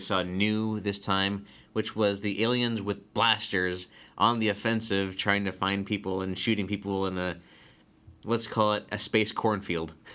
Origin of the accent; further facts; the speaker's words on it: United States; I'm an American